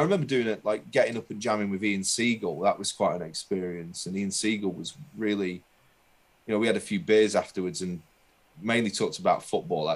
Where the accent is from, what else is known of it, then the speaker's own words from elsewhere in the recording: Burnley, North West England, United Kingdom; moved away as an adult; also born or lived in Leicester; now in London, United Kingdom; I was born in Leicester, but I didn't live in Leicester for very long. I moved to Burnley when I was 5 and lived in Burnley until I was 22